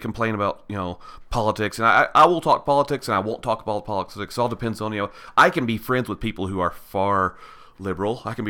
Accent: Georgia, United States; also born or lived in Tennessee; now in Utah, United States; So I grew up in born and raised in Georgia. Spent most of my married life in Tennessee

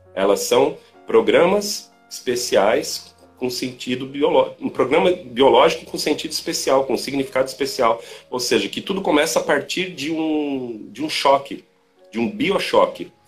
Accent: Brazil; nós aqui no Brasil

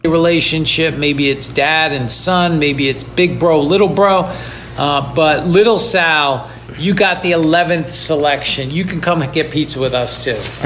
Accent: New York, United States; now in Los Angeles, United States; I'm from New York. I live in LA now.

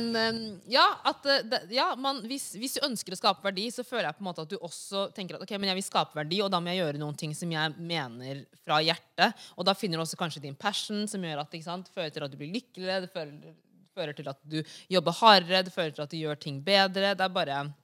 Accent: Norway; moved away; also born or lived in United States; vi er fra Senegal, men vi er også norske

